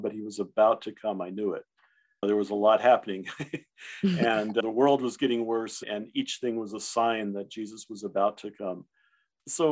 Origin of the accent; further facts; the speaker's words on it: South Texas, United States; first language German; English is a second language; also born or lived in Dallas, Texas; I grew up in a rural community in South Texas.